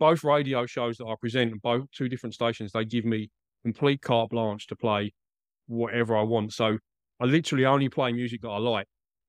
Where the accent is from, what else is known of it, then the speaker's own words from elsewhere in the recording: Essex, East of England, United Kingdom; moved away as an adult; now in Australia; You probably picked up from the accent, I'm not a native Australian. I'm from Essex, mate. And I came back to Essex last year, about this time last year